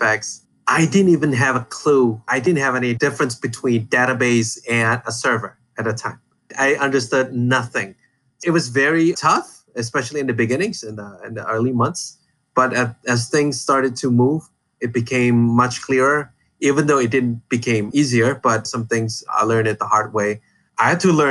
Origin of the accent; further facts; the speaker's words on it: Indonesia; I'm from Indonesia. I now am based in Jakarta